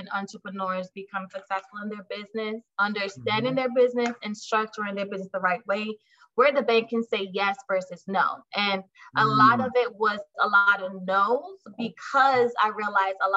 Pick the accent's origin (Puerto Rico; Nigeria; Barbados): Barbados; moved away as an adult; also born or lived in Brooklyn, New York; now in Jacksonville, United States; I'm originally from Barbados, but I moved to Brooklyn back in 2006.